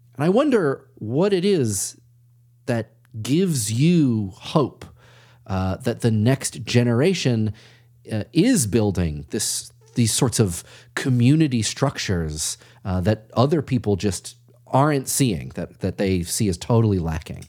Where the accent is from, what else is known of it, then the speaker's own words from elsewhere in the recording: Massachusetts, United States; I'm from Massachusetts